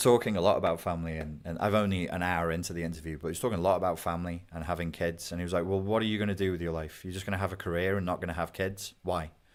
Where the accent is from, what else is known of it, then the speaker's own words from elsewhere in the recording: United Kingdom; I'm British.